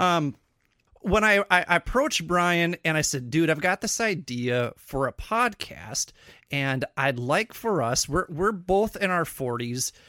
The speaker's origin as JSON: {"language": "English", "region": "Minnesota", "country": "United States", "said": "we sound like this, it's because we're from Minnesota."}